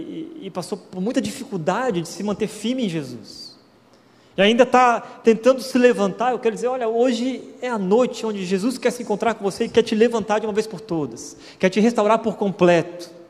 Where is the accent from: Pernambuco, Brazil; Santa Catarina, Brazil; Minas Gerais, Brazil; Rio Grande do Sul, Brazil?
Santa Catarina, Brazil; Florianópolis; moved away as an adult; also born or lived in Curitiba; fui para o seminário, para a faculdade teológica, saí de Florianópolis, fui para Curitiba.